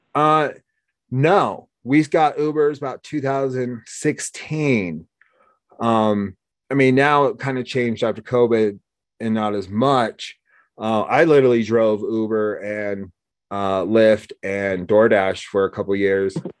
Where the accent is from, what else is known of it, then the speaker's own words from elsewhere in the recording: Oregon, United States; moved away; also born or lived in Laramie, Wyoming; I grew up in Oregon